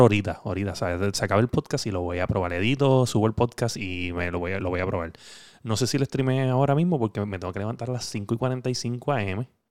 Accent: Puerto Rico; como boricuas que somos

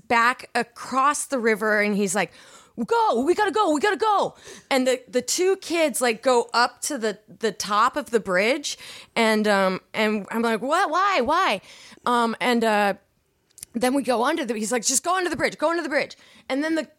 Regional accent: Seattle, Washington, United States; also born or lived in Chicago / Issaquah, Washington; I'm from Seattle

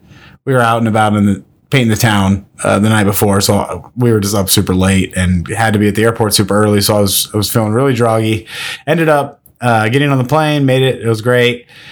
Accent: Nebraska, United States; I'm not from Minnesota. I am born and raised in Nebraska, but I, for some reason, inherited that weird A sound thing.

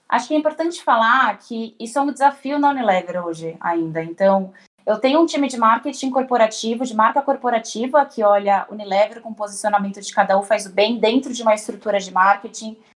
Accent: São Paulo, Brazil; eu tenho 28 anos, é, sou de São Paulo capital

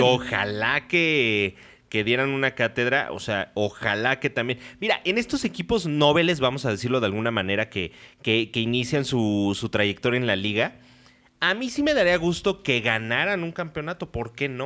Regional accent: Mexico City, Mexico; de Ciudad de México

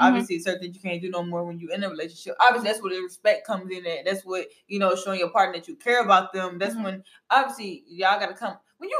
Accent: Atlanta, Georgia, United States; Girl, I'm from

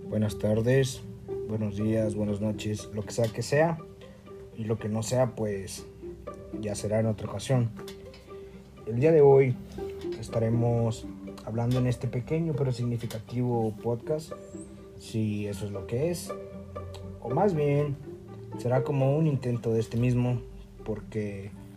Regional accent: Guerrero, Mexico; soy de Guerrero

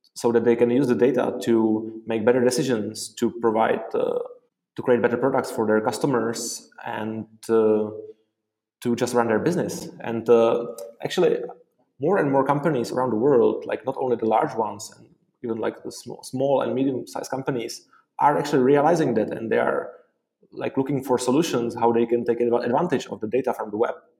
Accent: Prague, Czechia; also born or lived in Dublin, Ireland; I am from Prague, the Czech Republic

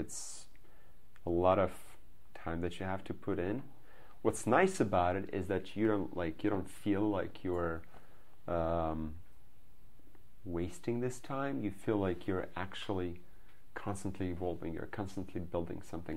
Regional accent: Belarus; moved away as an adult; now in Silicon Valley, United States; I'm from Belarus, which you just said. It's a small country in Eastern Europe.

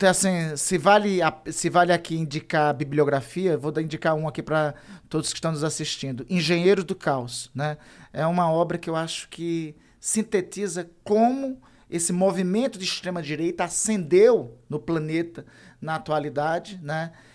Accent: Brazil; also born or lived in Amapá; Eu sou lá da Amazônia

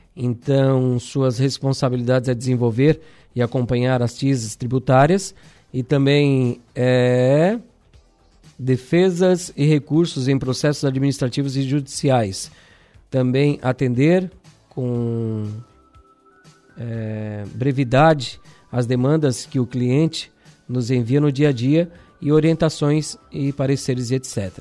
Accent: Araranguá, Santa Catarina, Brazil; Nos criamos ali na Uruçanguinha

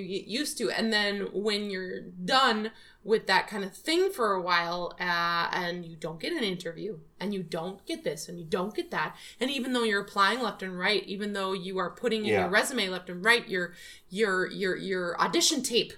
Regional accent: Midwest, United States; moved away; also born or lived in Scotland; I'm from the Midwest

